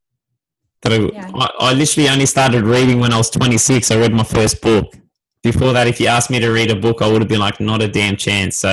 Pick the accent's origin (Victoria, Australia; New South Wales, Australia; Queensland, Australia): New South Wales, Australia; Sydney; I'm from Sydney